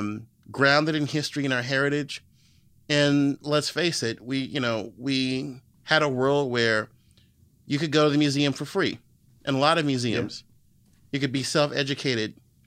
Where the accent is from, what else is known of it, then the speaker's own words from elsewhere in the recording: Virginia, United States; You're from Montgomery County, I'm from Loudoun County.